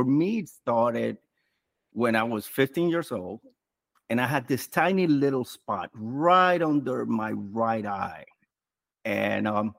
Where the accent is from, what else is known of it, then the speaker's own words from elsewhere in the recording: New York City, New York, United States; I'm from New York City, from the Bronx specifically.